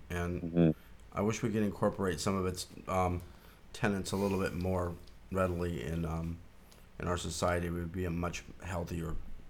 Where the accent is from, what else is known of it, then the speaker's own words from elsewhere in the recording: Colorado, United States; I grew up in Colorado